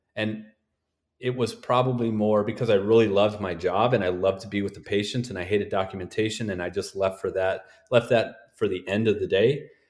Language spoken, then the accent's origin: English; North Dakota, United States; I'm from North Dakota